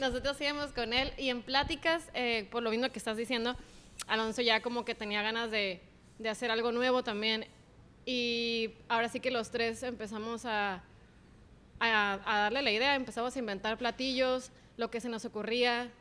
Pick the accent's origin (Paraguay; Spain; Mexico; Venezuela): Mexico; Ensenada, Baja California; moved away as an adult; now in Tijuana, Mexico; yo vengo de Ensenada, entonces ah, pues allá ah, estás acostumbrado de que desayunabas en carretas